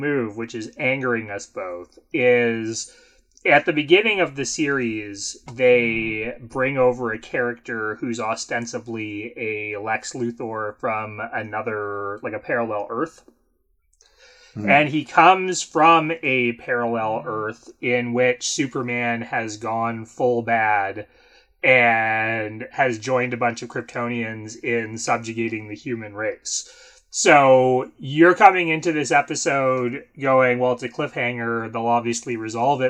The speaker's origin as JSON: {"language": "English", "country": "Canada", "said": "I'm Canadian."}